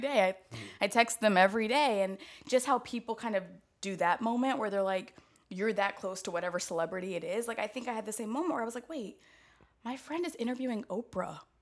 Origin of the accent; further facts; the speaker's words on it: Atlanta, Georgia, United States; also born or lived in Chicago; now in New York City, United States; from Atlanta, both my parents are preachers